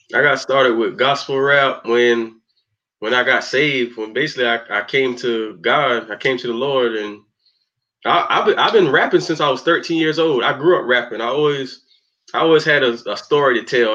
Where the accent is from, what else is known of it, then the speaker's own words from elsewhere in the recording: Spartanburg, South Carolina, United States; I'm from Spartanburg, South Carolina